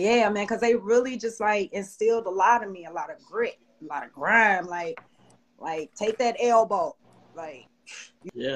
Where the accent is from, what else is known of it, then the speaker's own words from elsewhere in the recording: Chicago, Illinois, United States; I'm from Chicago